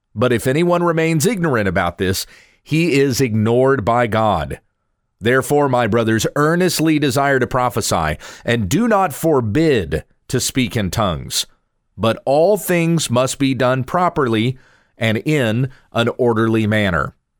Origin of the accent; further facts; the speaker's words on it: United States; also born or lived in Texas; I'm an American. I live in Texas.